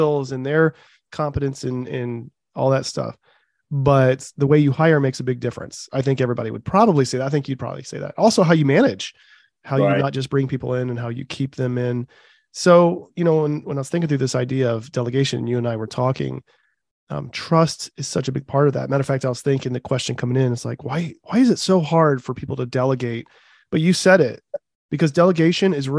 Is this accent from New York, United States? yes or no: no; Dayton, Ohio, United States; I'm from Ohio, Dayton, Ohio.